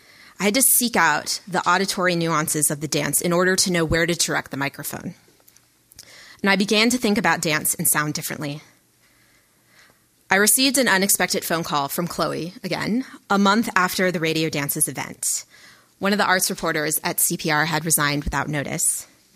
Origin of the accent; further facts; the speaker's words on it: the South, United States; accent: southern; Sometimes my southern accent likes to creep in.